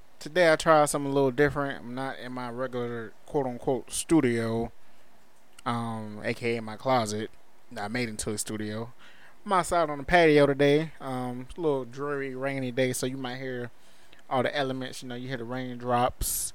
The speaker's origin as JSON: {"language": "English", "country": "United States", "said": "as African Americans"}